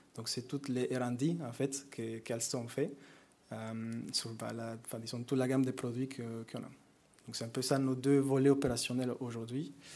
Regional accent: Mexico; French is a second language; moved away; moi je viens du Mexique. Donc vous m'excusez avec l'accent

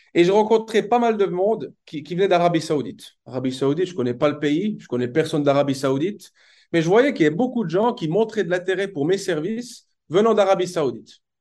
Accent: Switzerland; moved away as an adult; also born or lived in Toronto, Canada / Bern, Switzerland; now in Dubai, United Arab Emirates; je suis né en Suisse. Au niveau, de l'éducation, ce qui est important de, savoir, c'est que j'ai fait une bonne partie de ma scolarité en Suisse

